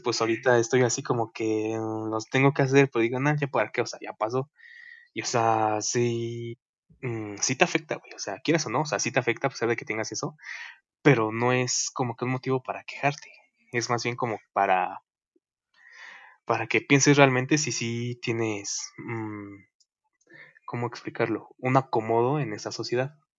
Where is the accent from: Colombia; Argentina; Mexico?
Mexico; somos mexicanos